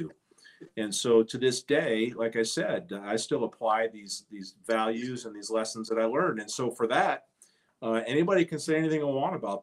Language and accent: English; Texas, United States; moved away as an adult; also born or lived in Michigan; I was a kid from Texas, but I had roots here in Michigan.